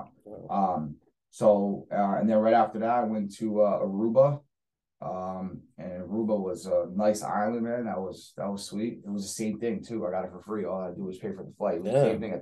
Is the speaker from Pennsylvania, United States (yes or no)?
yes; Allentown, Pennsylvania, United States; also born or lived in Salisbury Township, Pennsylvania; I'm actually born and raised in Allentown